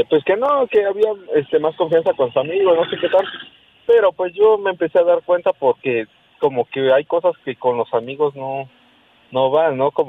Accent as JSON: {"language": "Spanish", "region": "Puebla", "country": "Mexico", "said": "de aquí del estado de Puebla."}